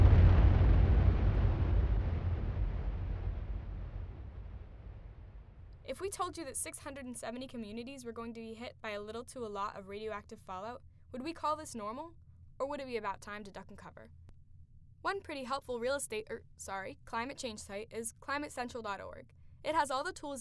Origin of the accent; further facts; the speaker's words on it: Central Massachusetts, United States; I'm from Central Mass